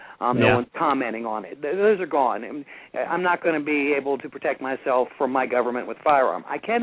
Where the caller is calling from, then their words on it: North Carolina, United States; North Carolina.